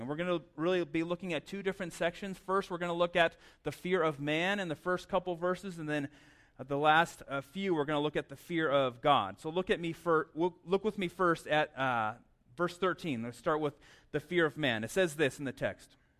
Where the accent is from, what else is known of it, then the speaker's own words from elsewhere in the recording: Southwest, United States; also born or lived in Las Cruces, New Mexico; I grew up in the Southwest